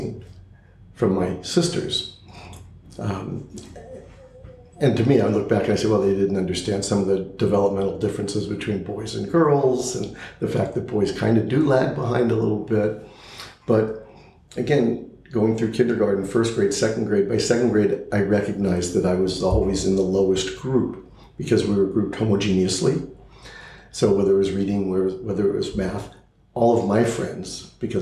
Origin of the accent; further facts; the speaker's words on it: Los Angeles, California, United States; also born or lived in Pittsburgh, Pennsylvania; I grew up in Southern California. I went to all local Los Angeles public schools.